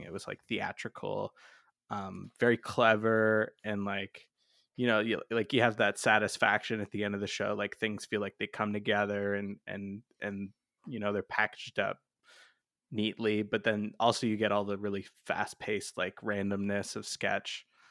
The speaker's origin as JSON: {"language": "English", "town": "London", "region": "Ontario", "country": "Canada", "tie": "born or raised there", "also_born_or_lived": "Toronto"}